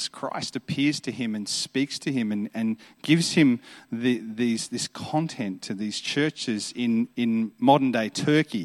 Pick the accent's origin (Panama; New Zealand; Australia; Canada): Australia; Adelaide, South Australia; I'm from Adelaide, so Adelaide's a beautiful city.